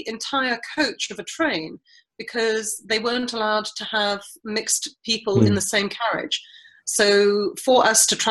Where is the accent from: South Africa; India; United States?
South Africa; moved away; I was brought up in South Africa during apartheid, but we went to a mixed race school.